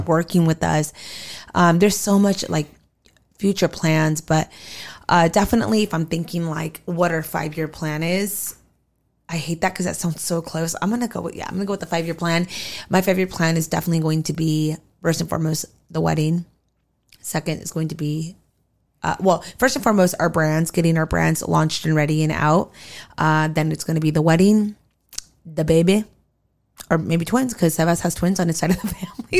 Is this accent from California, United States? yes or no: yes; California, United States; also born or lived in Arizona; we both have always lived in California